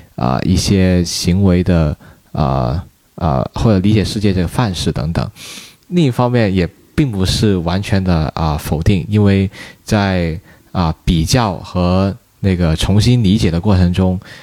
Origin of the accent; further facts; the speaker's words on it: Hong Kong; moved away as an adult; now in Beijing, China; 我是香港的身，香港同学的身份